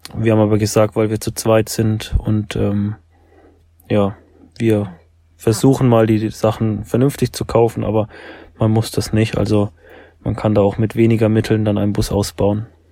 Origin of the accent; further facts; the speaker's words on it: Nuremberg, Bavaria, Germany; Wir kommen beide aus Nürnberg